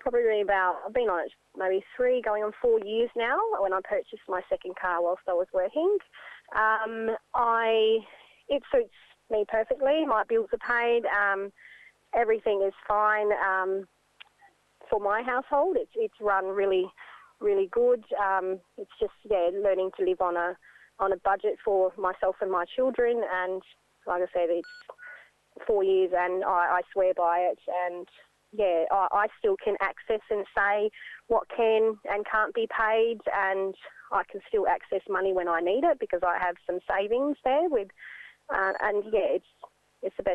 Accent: Ceduna, South Australia, Australia; I'm a young Aboriginal mother born and raised in Ceduna.

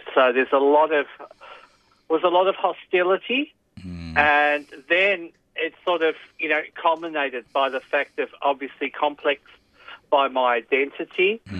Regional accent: Footscray, Victoria, Australia; born there; I think I was born in Melbourne. And I was, from what I can gather, in a suburb called Footscray.

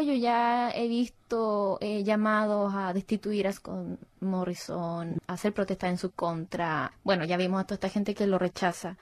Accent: Chile; now in Australia; siendo latina, chilena y con todo el contexto encima, llegar acá a Australia

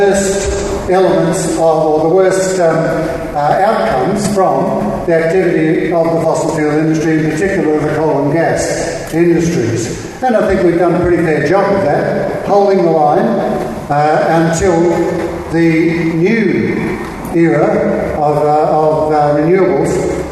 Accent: Queensland, Australia; the Queensland example because it's my home state

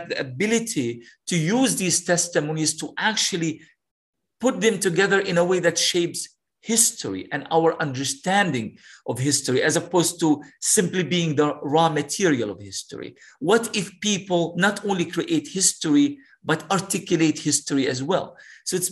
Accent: Gaza, Gaza Strip, Palestine; living, growing up in Gaza

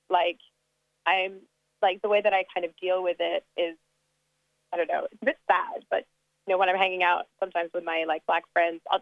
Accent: Australia; accent: American international; also born or lived in South Africa; Um, well, I'm African Australian. Uh, my mom is Tanzanian, and my dad is uh, from Sydney. I went to an American school in South Africa for about five years um, and kind of grew up all over the world, so hence the little American international accent.

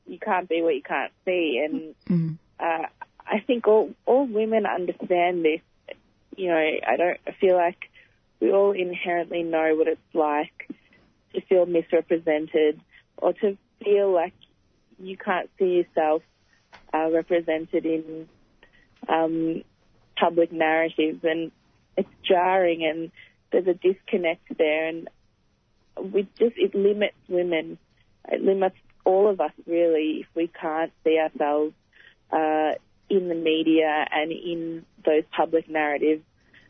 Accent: India; I'm a Indian Muslim woman.

